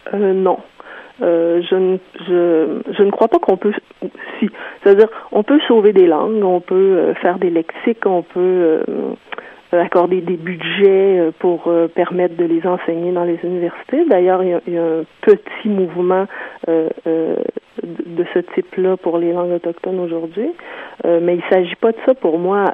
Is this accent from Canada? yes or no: yes; South Shore, Quebec, Canada